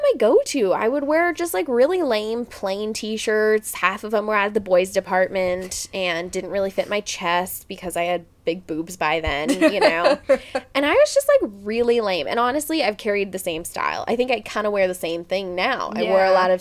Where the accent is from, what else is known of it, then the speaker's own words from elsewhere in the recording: Palm Springs, California, United States; growing up in Palm Springs, we referred to it as Satan's asshole